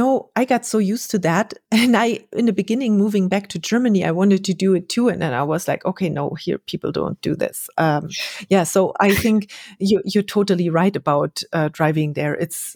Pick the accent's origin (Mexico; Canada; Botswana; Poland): Mexico; I came from Mexico and I expected everyone be as friendly and happy to see you as the Mexicans were.